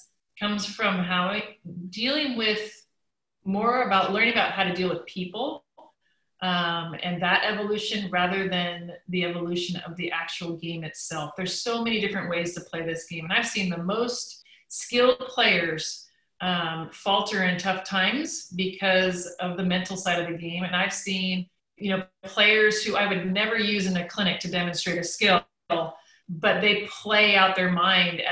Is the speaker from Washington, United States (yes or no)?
yes; Vancouver, Washington, United States; also born or lived in Seattle area; I'm from Vancouver, Washington, played at the University of Washington, started my own club in the Seattle area